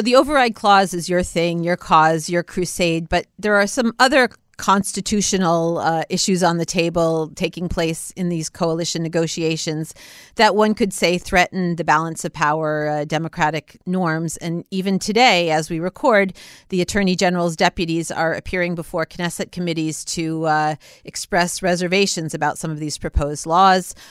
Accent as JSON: {"language": "English", "country": "United States", "moved": "yes", "lives_now": "Israel", "said": "being an American Israeli"}